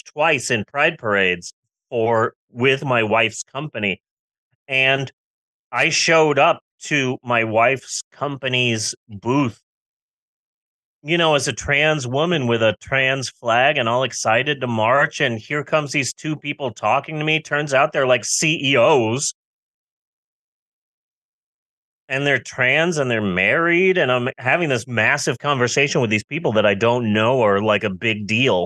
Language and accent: English; United States; I am an American